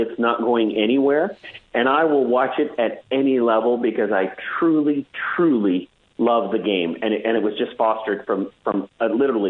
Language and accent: English; Edmonton, Alberta, Canada; moved away; I grew up in Edmonton